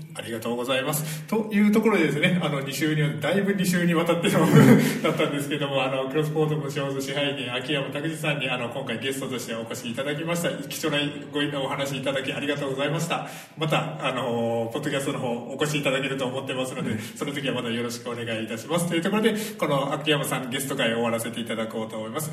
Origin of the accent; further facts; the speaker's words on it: Fukuoka, Japan; now in Iki, Japan; 僕も福岡出身なので